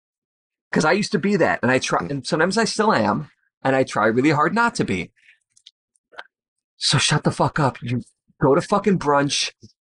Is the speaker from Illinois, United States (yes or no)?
yes; Chicago, Illinois, United States; if you're from Chicago, like, we don't do that.